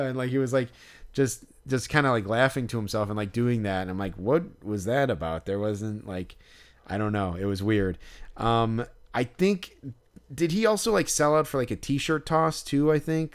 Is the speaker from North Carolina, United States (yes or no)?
no; Chicago, Illinois, United States; right by where I grew up, basically, like, pretty close to where we live